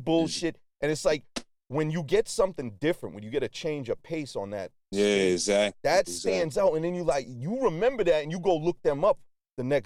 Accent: Boston, Massachusetts, United States; also born or lived in Brooklyn, New York; I'm from Boston, born and raised. I'm Boston through and through

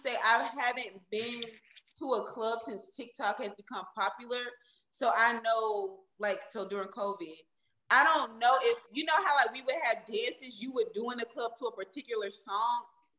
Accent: Georgia, United States; I'm from Georgia.

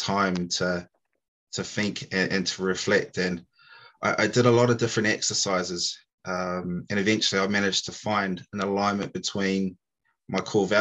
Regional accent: New Zealand; moved away as an adult; now in United Kingdom; I'm originally from New Zealand, so apologies if you can't understand me

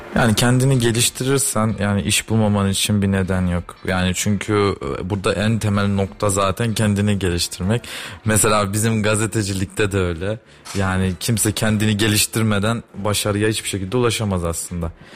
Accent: Kayseri, Kayseri Province, Turkey; Ben Kayseriliyim

